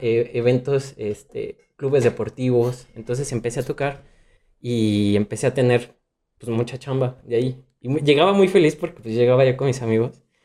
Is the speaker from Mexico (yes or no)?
yes; Morelia, Michoacán, Mexico; moved away as an adult; now in Mexico City, Mexico; yo empecé eh, allá en Morelia, yo soy de Morelia, Michoacán.